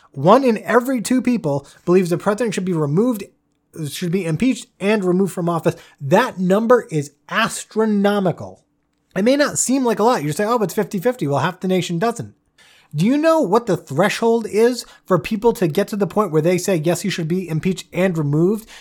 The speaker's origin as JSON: {"language": "English", "country": "United States", "said": "as an American"}